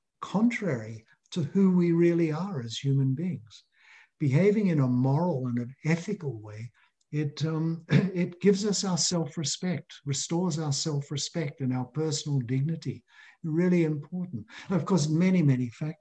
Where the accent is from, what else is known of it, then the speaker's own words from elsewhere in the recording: Australia; That's what I experienced 40 years ago growing up in Australia.